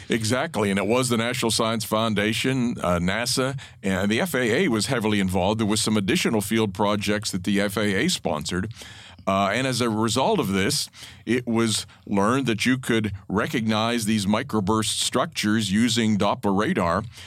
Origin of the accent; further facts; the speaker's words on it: Pennsylvania, United States; to be going in state was kind of the only option, and and Penn State really was the only school in in Pennsylvania